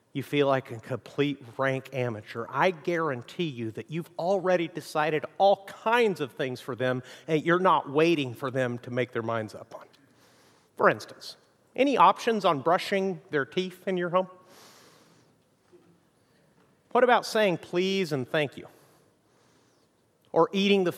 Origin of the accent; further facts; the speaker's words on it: Mexico; moved away; also born or lived in United States; I grew up in Mexico